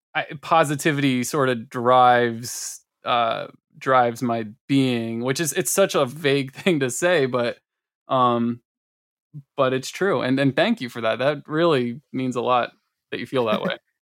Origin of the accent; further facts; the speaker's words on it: Malvern, Pennsylvania, United States; I grew up in Malvern, uh, which is a little turd